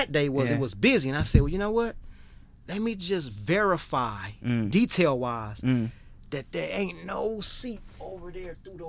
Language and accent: English; Chicago, Illinois, United States; And I don't know if it was because I'm from America and from Chicago and got that humbleness, that humble heart, that God-fearing heart, those manners.